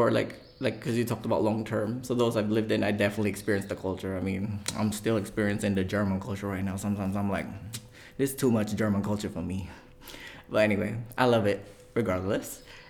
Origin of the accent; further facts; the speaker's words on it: Philippines; I mean, if you don't like Bangkok, oh, you're going to hate Manila. Because I'm a Filipino. I don't even like it.